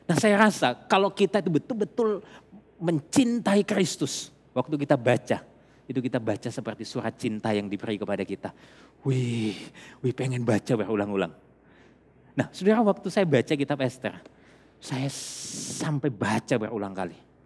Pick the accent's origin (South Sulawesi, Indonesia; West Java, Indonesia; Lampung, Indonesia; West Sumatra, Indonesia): South Sulawesi, Indonesia; Makassar; kalau saya besar di Makassar, saya lahir di Makassar.